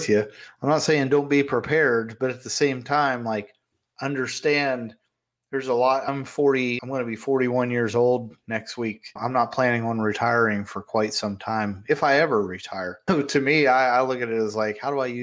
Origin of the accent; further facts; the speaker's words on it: Fairmont, West Virginia, United States; my hometown, Fairmont, West Virginia